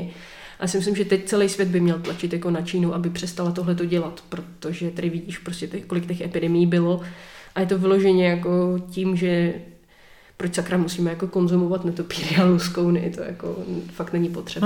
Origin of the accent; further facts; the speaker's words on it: Czechia; my jako Češi